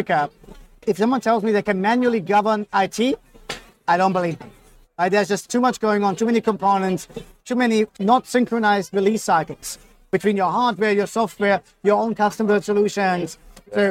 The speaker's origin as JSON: {"language": "English", "country": "Germany", "moved": "yes", "lives_now": "Australia", "said": "I'm from Germany, so very kind of structured in thinking"}